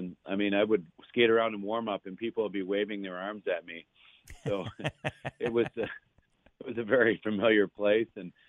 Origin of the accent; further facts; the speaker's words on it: East Gwillimbury, Ontario, Canada; I'm from East Gwillimbury, Ontario.